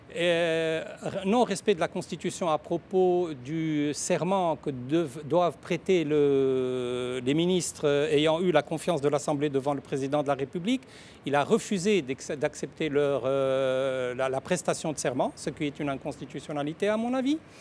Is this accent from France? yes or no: no; Tunisia; je suis tunisien